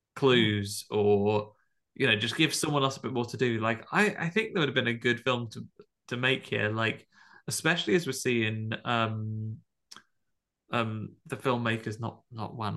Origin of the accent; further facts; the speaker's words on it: Tamworth, West Midlands, United Kingdom; growing up in Tamworth